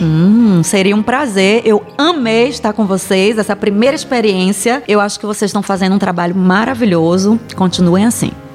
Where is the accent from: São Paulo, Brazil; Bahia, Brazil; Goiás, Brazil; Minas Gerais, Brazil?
Bahia, Brazil; moved away; Mas na minha região, eu venho da Bahia, e lá na minha região a gente também fala a palavra preto e preta